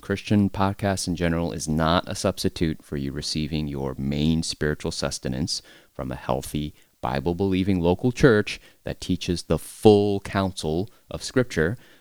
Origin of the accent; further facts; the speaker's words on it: United States; as an American